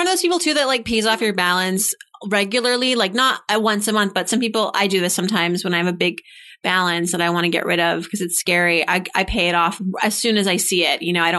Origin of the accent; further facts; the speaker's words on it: Worcester, Massachusetts, United States; I'm from Massachusetts as well.